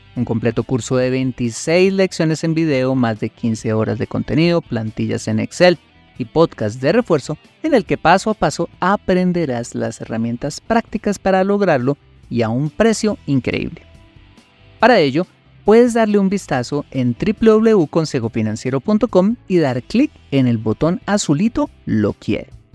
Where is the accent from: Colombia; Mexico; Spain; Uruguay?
Colombia